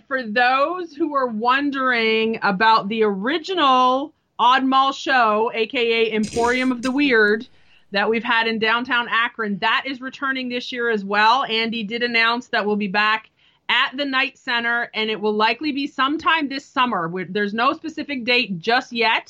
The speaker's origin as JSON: {"language": "English", "country": "Canada", "tie": "born or raised there", "said": "I grew up in Canada"}